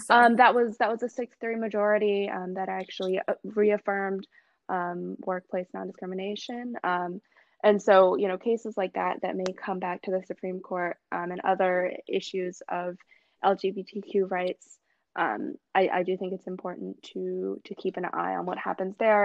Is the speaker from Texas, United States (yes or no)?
no; South Carolina, United States; I'm from South Carolina